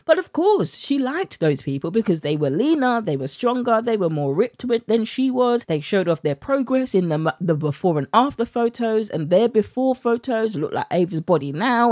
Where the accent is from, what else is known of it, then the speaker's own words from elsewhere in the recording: United Kingdom; accent: British; my British accent